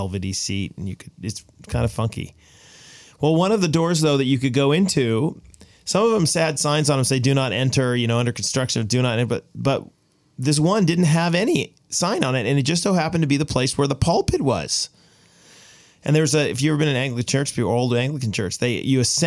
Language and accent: English; Boston, Massachusetts, United States; moved away; I was born in Boston